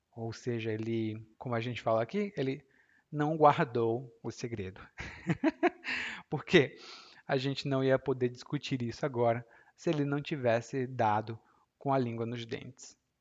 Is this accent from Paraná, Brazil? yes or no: no; Ceará, Brazil; Lá no meu estado, que é o Ceará